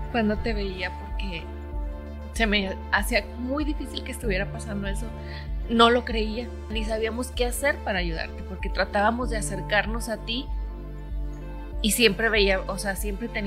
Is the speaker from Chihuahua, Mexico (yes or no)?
no; Michoacán, Mexico; Ah. Yo nací en La Michoacán también.